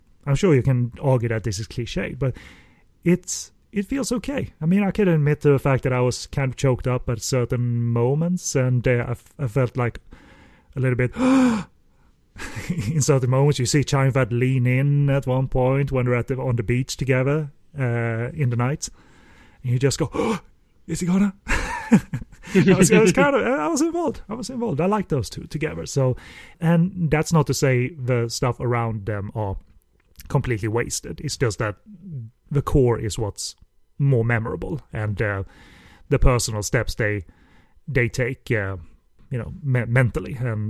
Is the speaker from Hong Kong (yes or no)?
yes; Hong Kong; I came from Hong Kong. Melodrama is our bread and butter, so I can cry if you like.